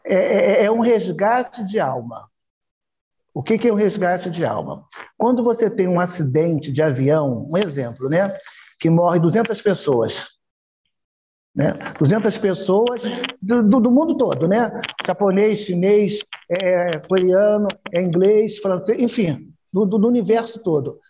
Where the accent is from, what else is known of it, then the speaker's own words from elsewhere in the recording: Rio de Janeiro, Brazil; eu sou do Rio, do Rio de Janeiro